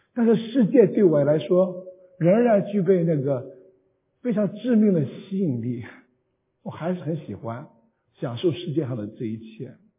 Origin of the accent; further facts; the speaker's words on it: Qingdao, Shandong, China; now in San Jose, United States; 我会用乡音告诉你说安史山东请东引